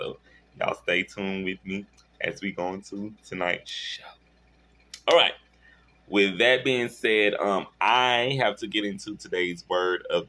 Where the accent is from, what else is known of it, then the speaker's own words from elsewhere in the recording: Shreveport, Louisiana, United States; my hometown in Shreveport